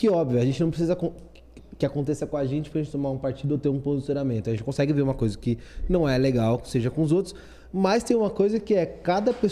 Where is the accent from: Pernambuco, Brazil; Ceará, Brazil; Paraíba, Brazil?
Ceará, Brazil; Jucás; Eu sou de Jucás, aqui perto de Iguatu.